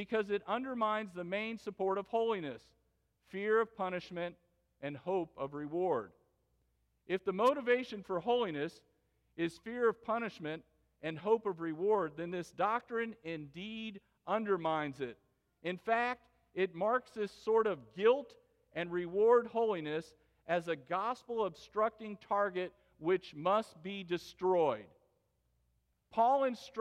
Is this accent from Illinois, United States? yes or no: no; West Palm Beach, Florida, United States; West Palm Beach, Florida, which is my hometown